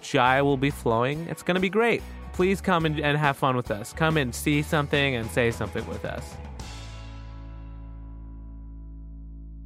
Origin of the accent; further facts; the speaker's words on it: Michigan, United States; first language Urdu; now in New York City, United States; I was born in Michigan, but my parents are Pakistani.